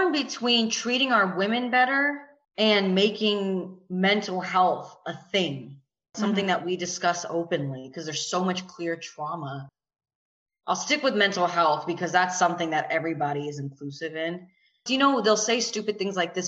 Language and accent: English; the South, United States; because I grew up in the South